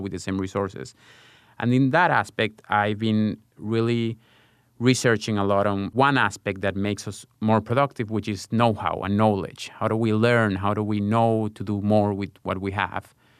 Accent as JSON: {"language": "English", "town": "Caracas", "region": "Capital District", "country": "Venezuela", "tie": "born or raised there", "also_born_or_lived": "Israel", "moved": "as an adult", "said": "I grew up in Caracas, Venezuela, a developing country"}